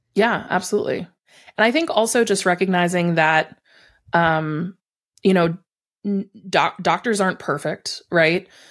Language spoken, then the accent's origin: English; Buffalo, New York, United States; I grew up in Buffalo.